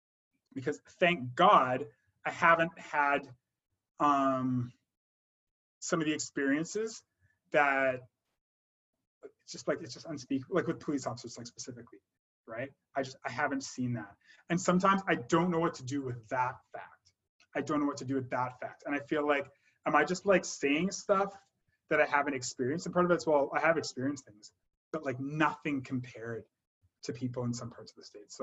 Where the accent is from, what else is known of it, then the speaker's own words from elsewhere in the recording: Calgary, Alberta, Canada; also born or lived in Montreal; I was born in Montreal, and I was raised in Calgary, and I was always the only always the only Black person in the room for most of my growing up, most of my years.